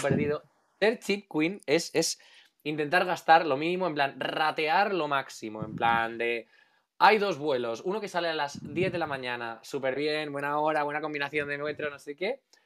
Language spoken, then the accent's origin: Spanish; Alicante, Valencian Community, Spain; soy de Alicante